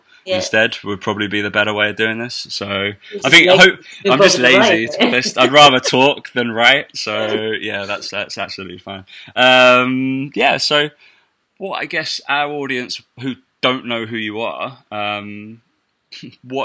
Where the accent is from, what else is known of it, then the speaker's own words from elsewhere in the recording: Essex, East of England, United Kingdom; I'm from Essex as well